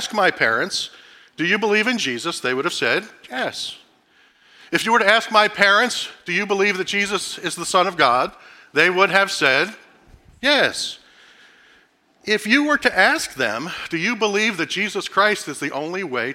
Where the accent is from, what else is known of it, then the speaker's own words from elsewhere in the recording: Philadelphia, Pennsylvania, United States; moved away; I grew up in South Philadelphia in the early 70s. I was born there in the late 60s, grew up there in the first part of the 70s.